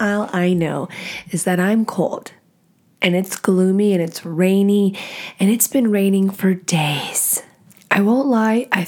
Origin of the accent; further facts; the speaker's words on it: Texas, United States; moved away as an adult; also born or lived in Nashville, Tennessee / Louisiana; now in Washington, United States; I grew up in Texas my whole life